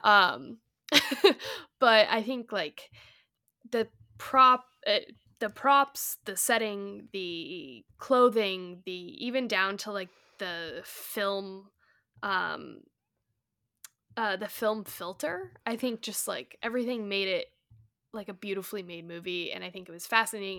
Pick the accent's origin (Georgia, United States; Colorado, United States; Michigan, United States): Colorado, United States; I grew up in Colorado